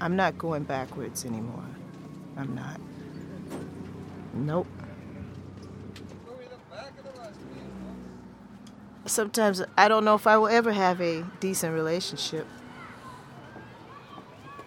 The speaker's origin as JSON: {"language": "English", "town": "San Francisco", "region": "California", "country": "United States", "moved": "yes", "lives_now": "Boston, United States", "said": "I'm from San Francisco. I'm not original Bostonian"}